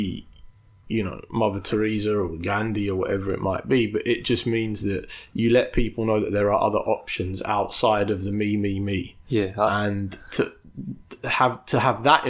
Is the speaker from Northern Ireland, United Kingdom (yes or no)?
no; London, United Kingdom; brought up, born and raised in London in a hyper-capitalist society